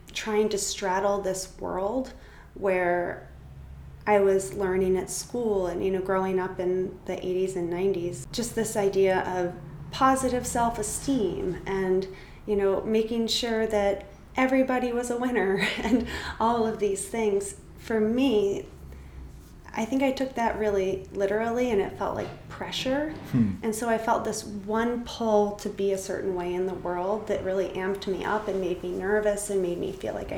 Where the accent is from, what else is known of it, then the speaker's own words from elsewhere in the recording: New Jersey, United States; I grew up in New Jersey